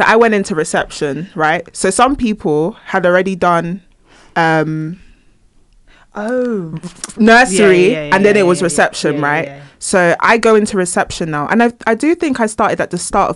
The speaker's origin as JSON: {"language": "English", "region": "London", "country": "United Kingdom", "said": "I'm from London and I'm Nigerian"}